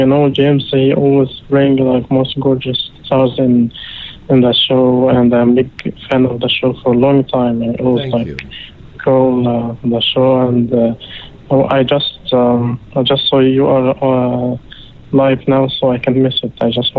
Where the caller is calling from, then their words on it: Dubai, United Arab Emirates; Yes. I'm good. … from Dubai.